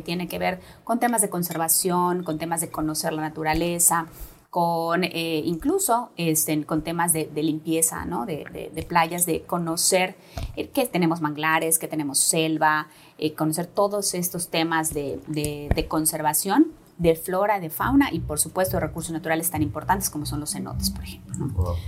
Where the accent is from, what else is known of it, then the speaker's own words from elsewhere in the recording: Yucatán, Mexico; nos ha faltado como yucatecos y yucatecas